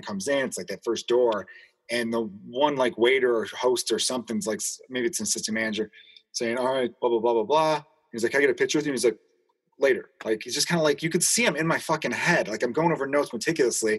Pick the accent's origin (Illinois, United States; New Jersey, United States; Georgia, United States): Illinois, United States; Chicago; I grew up in Chicago during the 90s